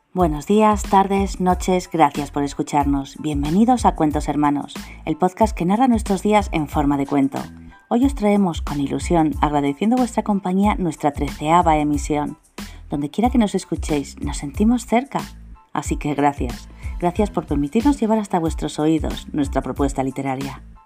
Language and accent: Spanish; Spain; de España